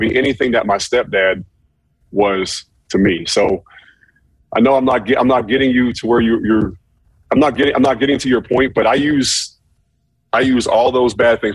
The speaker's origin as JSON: {"language": "English", "town": "Pittsburgh", "region": "Pennsylvania", "country": "United States", "tie": "born or raised there", "said": "growing up in Pittsburgh"}